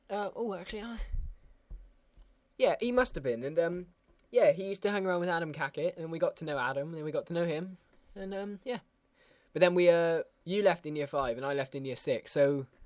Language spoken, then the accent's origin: English; Austria; English is a second language; I come from Austria. The home of Arnold Schwarzenegger.